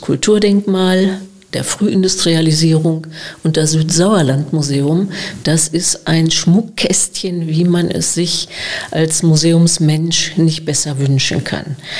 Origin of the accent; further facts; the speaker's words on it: Gelsenkirchen, North Rhine-Westphalia, Germany; accent: Ruhrgebiet; also born or lived in Freiburg / Münster; now in Breckerfeld, Germany; schleicht sich doch das eine oder andere Ruhrgebietsidiom ein. Also ich bin aus Gelsenkirchen